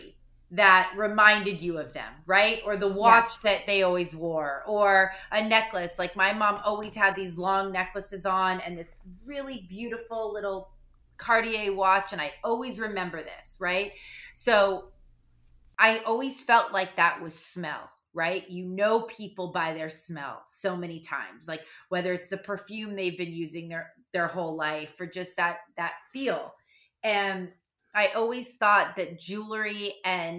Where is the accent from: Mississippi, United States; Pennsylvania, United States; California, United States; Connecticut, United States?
California, United States; Malibu; I grew up in Malibu. I grew up on the beach.